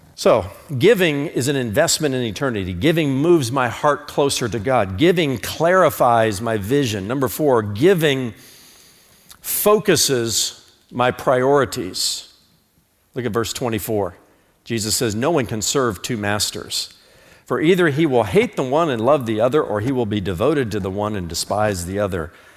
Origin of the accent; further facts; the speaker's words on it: United States; I'm an American, not an Americant